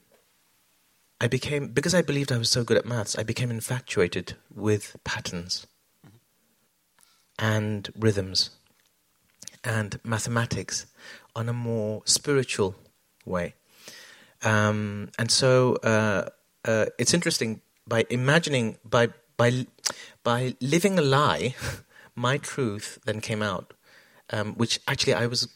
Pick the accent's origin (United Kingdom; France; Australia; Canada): United Kingdom; London; when I was born, we grew up in South London